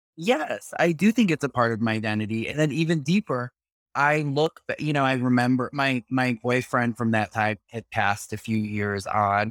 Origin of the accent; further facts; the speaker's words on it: New York City, New York, United States; as a New Yorker